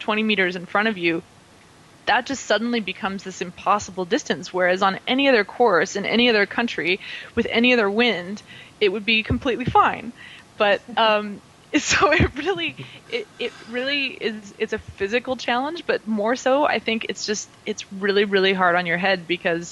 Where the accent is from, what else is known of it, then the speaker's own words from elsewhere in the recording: Reno, Nevada, United States; moved away as an adult; also born or lived in California; now in Europe; my hometown of Reno, Nevada.